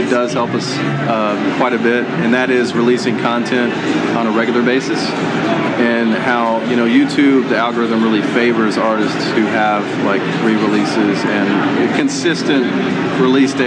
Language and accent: English; Greensboro, North Carolina, United States; I'm born and raised in Greensboro